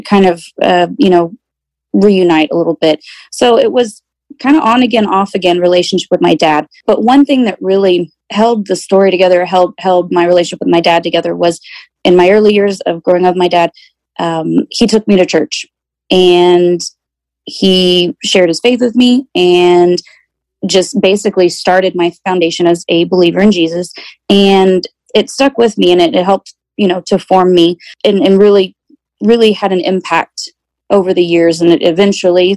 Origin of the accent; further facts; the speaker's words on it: South Texas, United States; I'm 42, and I am from South Texas